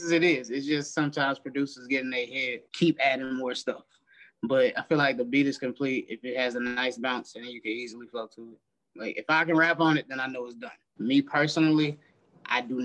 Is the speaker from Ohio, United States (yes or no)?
no; St. Louis, Missouri, United States; I'm from St. Louis, Missouri, born and raised.